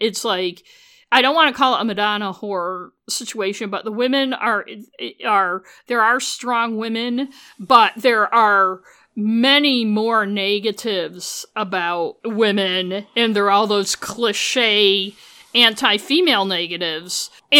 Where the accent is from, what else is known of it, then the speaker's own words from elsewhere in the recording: United States; I'm a British mystery novel fan, so I probably know more than the average American about Britain.